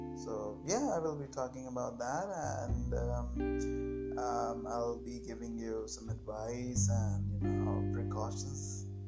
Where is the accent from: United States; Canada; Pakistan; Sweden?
Pakistan; I'm from Pakistan